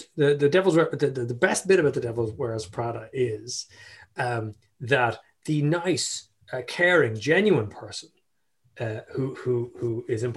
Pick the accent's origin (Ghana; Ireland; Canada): Ireland